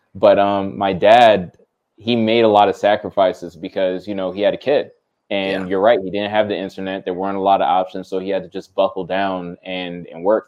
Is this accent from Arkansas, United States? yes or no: no; New Jersey, United States; I grew up not knowing I'm from Jersey